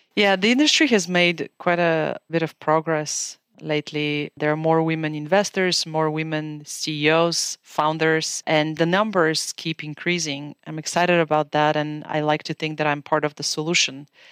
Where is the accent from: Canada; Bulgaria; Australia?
Bulgaria; moved away as an adult; now in United States; As you can tell from my accent, I'm originally from Bulgaria. I was born in a communist country in the family of doctors. My teenage years were spent in a country that was trying to redefine itself into a democracy.